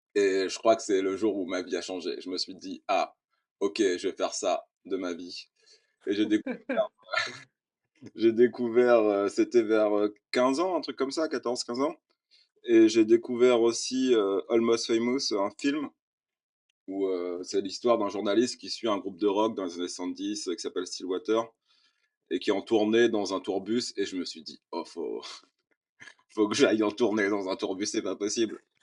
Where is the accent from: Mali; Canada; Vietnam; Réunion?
Réunion; En tant que réunionnais